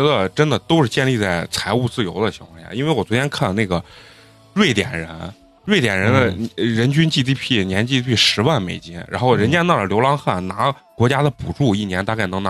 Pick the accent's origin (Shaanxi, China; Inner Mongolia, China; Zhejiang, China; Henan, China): Shaanxi, China; Xi'an; moved away as an adult; now in Beijing, China; 我家老家是西安的。来北京没多长时间，